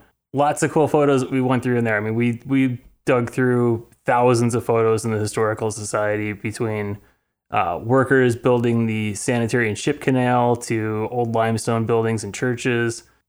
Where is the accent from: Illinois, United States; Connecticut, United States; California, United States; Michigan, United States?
Illinois, United States; Tinley Park or Oak Forest, Bremen Township; born or raised there